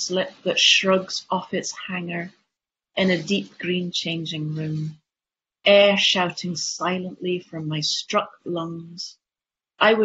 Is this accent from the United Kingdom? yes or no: yes; England, United Kingdom; now in Shetland, United Kingdom; I'm an English person and I can't speak Shetland